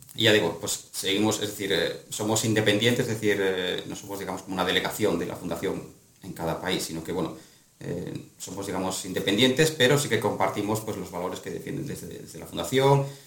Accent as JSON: {"language": "Spanish", "town": "Astorga", "region": "Castile and León", "country": "Spain", "tie": "born or raised there", "said": "mi ciudad de origen, que es Astorga"}